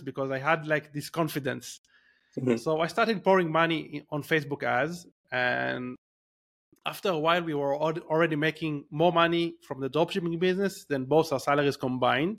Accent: Israel; accent: Israeli; English is a second language; We already discussed the fact that I'm from Israel, and you can probably also recognize this based on my accent

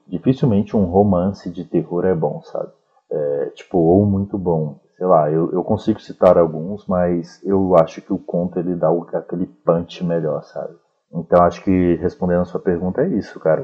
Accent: Sobradinho II, Federal District, Brazil; Eu sou de Sobradinho 2

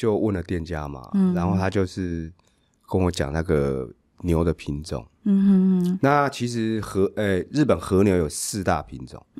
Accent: Hsinchu County, Taiwan; moved away; 因为我是新竹县出生的。嗯，对，我想要从自己的家乡出发。

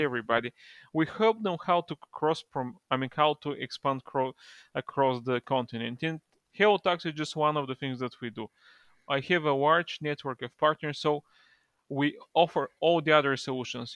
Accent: Bulgaria; I'm from Bulgaria originally.

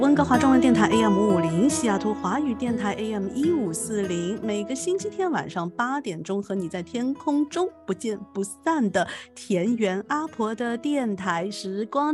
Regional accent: Shanghai, China; now in Canada; 从小在上海出生长大

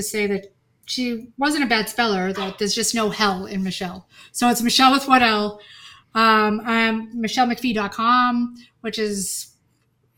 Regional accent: Boston, Massachusetts, United States; moved away as an adult; also born or lived in New York; my neighborhood of East Boston

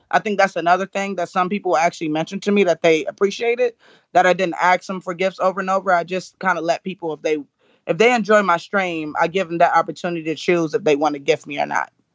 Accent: California, United States; I'm from California

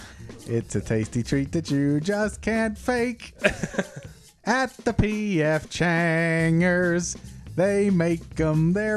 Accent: Kentucky, United States; I grew up in Kentucky where chains were like, oh.

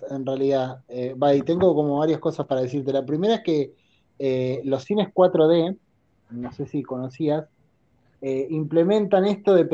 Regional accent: Neuquén, Argentina; cuando era chico, en Neuquén, el único cine que tenía más o menos a mano, eh, por lo menos que se podía ver la película, ¿no? Eh, era el Village del, shopping de Neuquén.

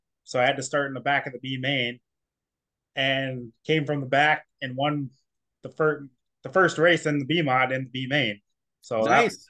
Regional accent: St. Cloud, Minnesota, United States; St. Cloud.

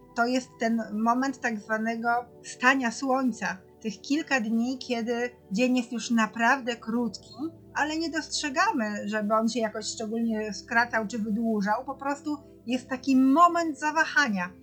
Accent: Masovian Voivodeship, Poland; u nas na Mazowszu

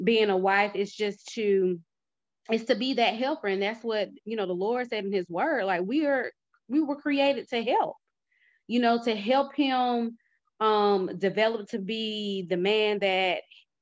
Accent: Alabama, United States; moved away as an adult; also born or lived in Birmingham, Alabama; now in Georgia, United States; I grew up in Alabama and I've lived in other states, you know, but even coming back and then living in Birmingham for 8 years

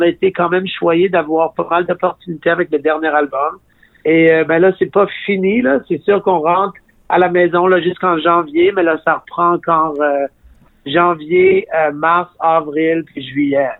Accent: Regina, Saskatchewan, Canada; j'ai grandi à Regina

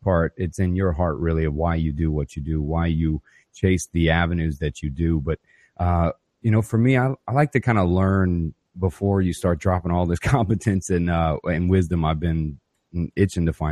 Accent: Ocoee, Florida, United States; also born or lived in Pine Hills, Florida; I'm born and raised in Orlando, a little town called Pine Hills I was born in and raised in Ocoee

